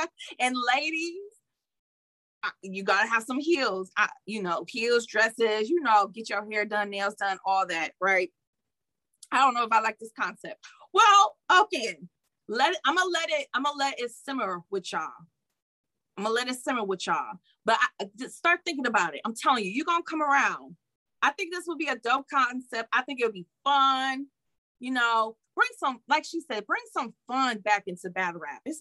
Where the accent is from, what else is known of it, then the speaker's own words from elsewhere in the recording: Detroit, Michigan, United States; However, I know I'm from Detroit, so that's how we get down.